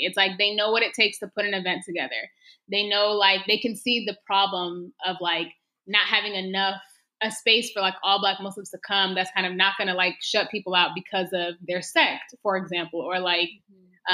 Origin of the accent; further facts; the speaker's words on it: Texas, United States; I was born and raised in Texas